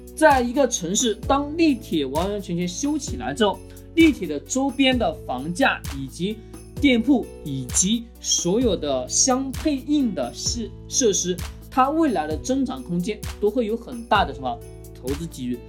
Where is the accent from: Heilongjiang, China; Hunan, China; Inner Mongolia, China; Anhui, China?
Hunan, China; Changsha; 我们长沙